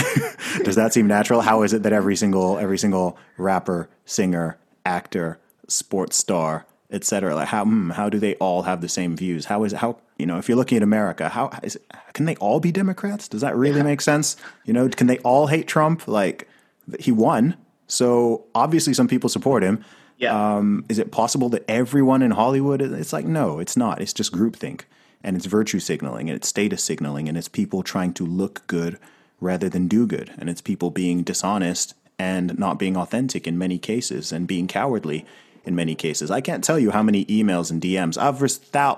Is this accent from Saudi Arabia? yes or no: yes; Saudi Arabia; also born or lived in Africa; now in United Kingdom; I grew up in Saudi Arabia